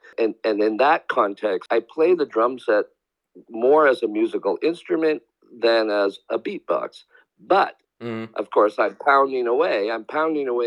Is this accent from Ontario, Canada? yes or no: no; Victoria, British Columbia, Canada; the small scene that we grew up in Victoria, British Columbia